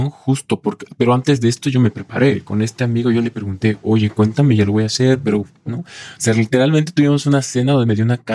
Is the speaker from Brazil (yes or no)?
no; Colima, Mexico; now in Mexico City, Mexico; justo yo soy de Colima, el estado de Colima, y pues llegué aquí a la Ciudad de México por mejorar en cuanto a a la parte laboral sobre todo